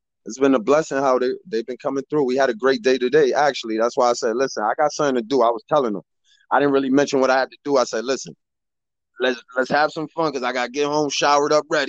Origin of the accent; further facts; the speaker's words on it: Bridgeport, Connecticut, United States; I was born and raised in Bridgeport, Connecticut. Came up in the public school system in Bridgeport. I did 4.5 years in the military, United States Navy. And I came back to Bridgeport, Connecticut in 2003.